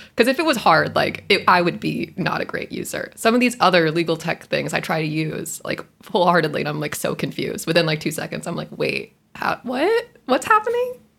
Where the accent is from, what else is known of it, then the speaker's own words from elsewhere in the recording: Texas, United States; I'm from the great state of Texas. I had 13 years of Texan history